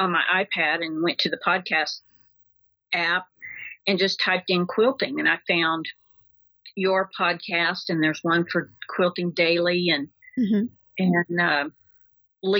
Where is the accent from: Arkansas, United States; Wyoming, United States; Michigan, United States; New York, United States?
Arkansas, United States; Decatur; I grew up in Decatur, Arkansas